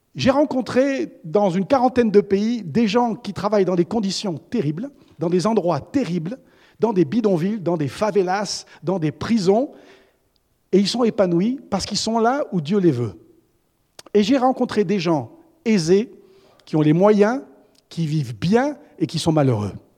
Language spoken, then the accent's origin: French; Auvergne-Rhône-Alpes, France; Je suis né en Auvergne. Alors on est Auvergnat et ensuite on est français